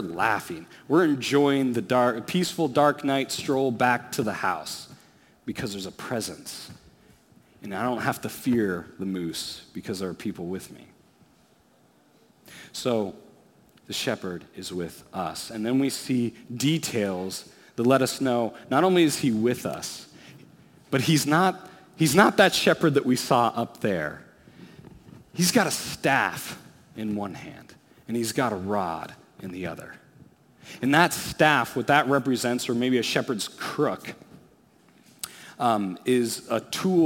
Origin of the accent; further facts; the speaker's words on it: Alaska, United States; As a kid, I grew up in Alaska.